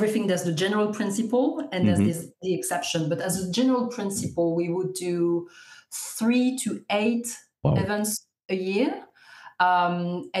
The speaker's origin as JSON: {"language": "English", "town": "Lyon", "region": "Auvergne-Rhône-Alpes", "country": "France", "moved": "yes", "lives_now": "London, United Kingdom", "said": "based in London, but I'm French from Lyon."}